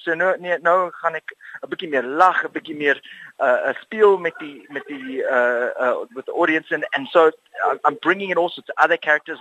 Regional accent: Cape Town, Western Cape, South Africa; Afrikaans is a second language; ek is van Rondebosch af in die Kaap

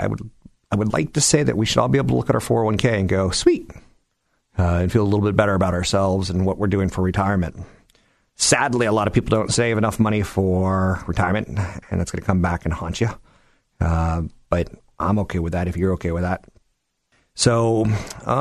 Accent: San Carlos, California, United States; my hometown of San Carlos

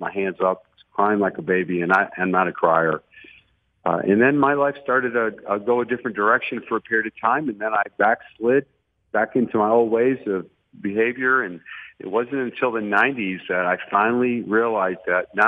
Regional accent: Detroit, Michigan, United States; moved away as an adult; also born or lived in Tallahassee; now in Dallas, United States; we were raised in, you know, lower class America in the city of Detroit, just outside of downtown

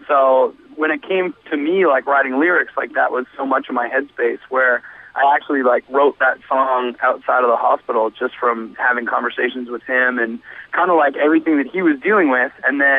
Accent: Canada; Feels good. Yeah, I mean, we're always stoked to, you know, represent our country and hopefully shed some light on, you know, good metal and hardcore that's coming out from there.

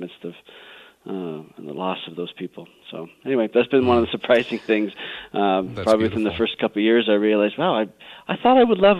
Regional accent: Colorado, United States; I grew up out here in Colorado

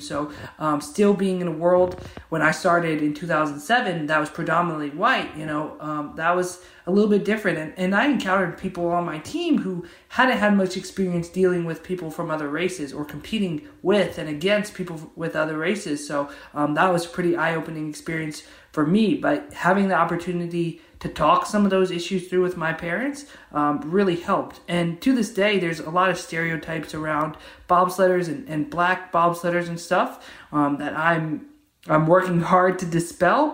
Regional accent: Georgia, United States; I'm from Georgia, which is not a Winter Olympic state at all

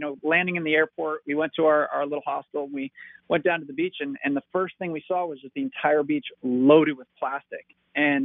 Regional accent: Marco Island, Florida, United States; I grew up on Marco Island, which is a small

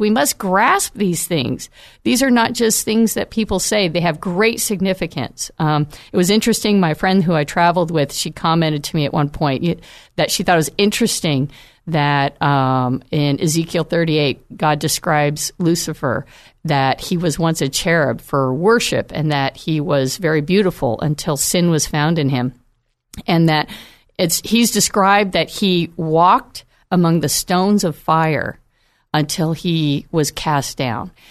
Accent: United States; as American Christians

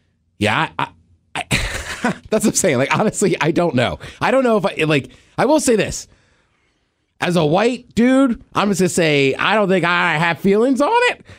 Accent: College Park, Maryland, United States; I'm not from a hood. Like, I'm from College Park. Like, BG County's

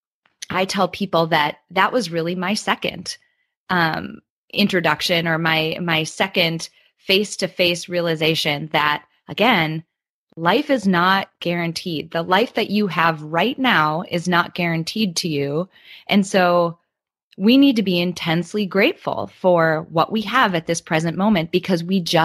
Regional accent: Midwest, United States; I grew up in the Midwest in the United States

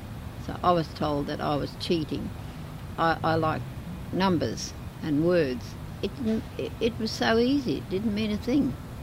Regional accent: Narrogin, Western Australia, Australia; born or raised there; also born or lived in Perth

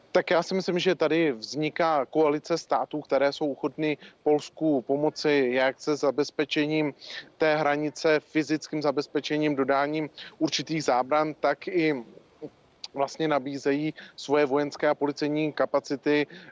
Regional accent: Czechia; jako Češi

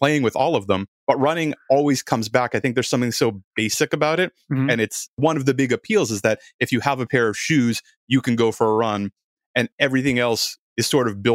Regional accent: Boston, Massachusetts, United States; I grew up around Boston

